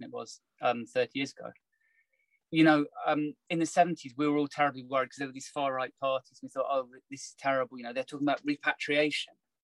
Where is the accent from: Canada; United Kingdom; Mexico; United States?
United Kingdom; I'm very Brit in my perspective.